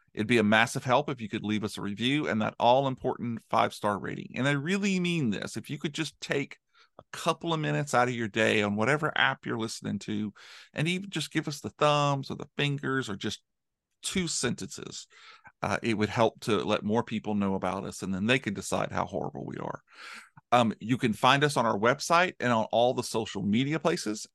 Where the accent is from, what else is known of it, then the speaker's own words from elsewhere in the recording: United States; an American